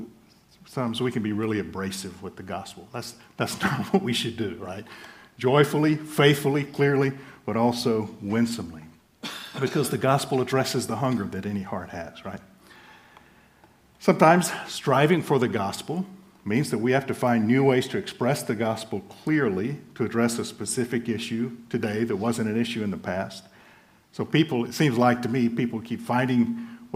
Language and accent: English; United States; moved away as an adult; also born or lived in Central and Eastern Europe; I am an American